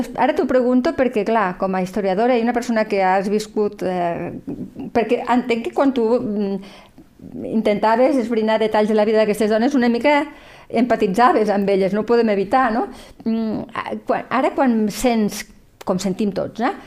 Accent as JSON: {"language": "Catalan", "area": "Lleida", "region": "Catalonia", "country": "Spain", "said": "som dones de Lleida aquí"}